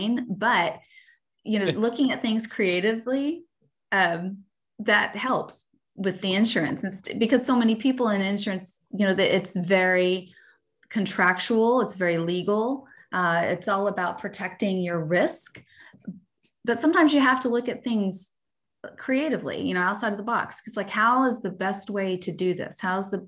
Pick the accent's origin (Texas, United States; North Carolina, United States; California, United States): Texas, United States; Dallas; moved away as an adult; now in Austin, United States; we're from Dallas, the Dallas area